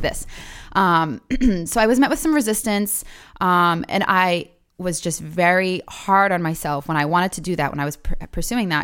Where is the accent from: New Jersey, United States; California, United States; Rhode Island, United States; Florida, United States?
Rhode Island, United States; Providence; also born or lived in South County, Rhode Island; I grew up in Providence, uh, of Charles Street